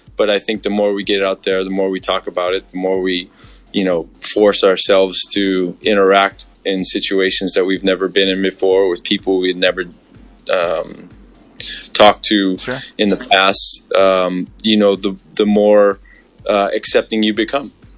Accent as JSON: {"language": "English", "region": "Hawaii", "country": "United States", "tie": "born or raised there", "said": "I grew up in Hawaii, a very diverse community"}